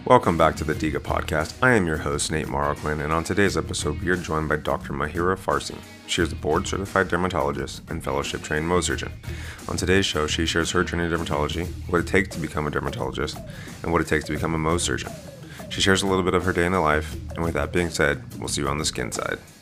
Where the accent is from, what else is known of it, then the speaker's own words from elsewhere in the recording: Southern California, United States; moved away as an adult; also born or lived in Denver; I'm from Southern California